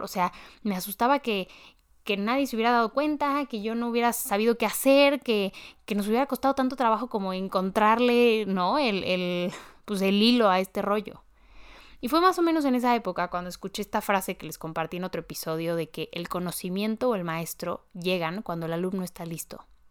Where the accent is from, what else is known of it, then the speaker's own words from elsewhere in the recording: Mexico; en mi país, en México